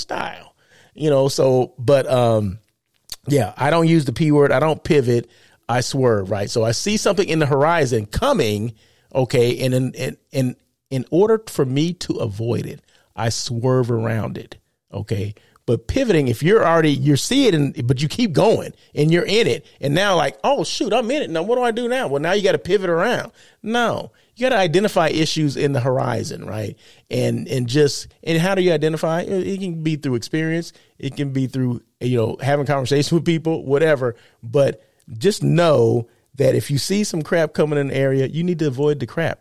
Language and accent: English; California, United States; I'm from California